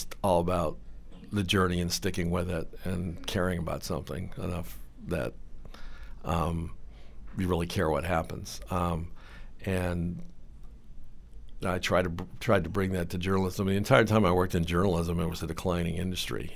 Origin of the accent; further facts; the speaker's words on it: Cleveland, Ohio, United States; I grew up in Cleveland, Ohio